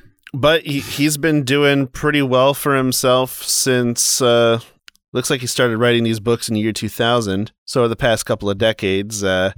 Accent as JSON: {"language": "English", "town": "Auburn", "region": "Michigan", "country": "United States", "tie": "born or raised there", "said": "Well, I grew up in Auburn, and Auburn has Bay City Western High School, which is the school I went to, part of the Bay City area."}